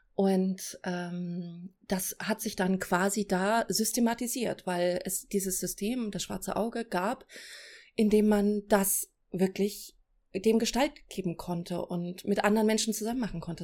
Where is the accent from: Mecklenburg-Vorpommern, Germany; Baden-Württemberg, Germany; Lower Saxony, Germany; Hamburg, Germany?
Lower Saxony, Germany; Celle; moved away as an adult; now in Berlin, Germany; ich komme aus Celle. Ja. Bin da aufgewachsen und zur Schule gegangen